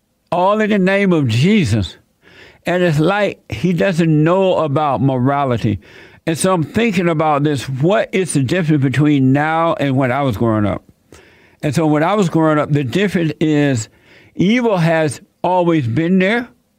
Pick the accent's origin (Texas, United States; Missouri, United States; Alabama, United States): Alabama, United States; moved away as an adult; also born or lived in Indiana / California; And even when I became an adult, and I moved from Alabama to Indiana, and from Indiana to California, things were not the way they are today.